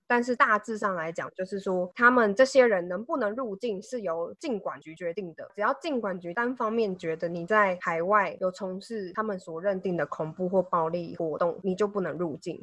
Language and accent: Chinese; Taiwan; 身为台湾人好骄傲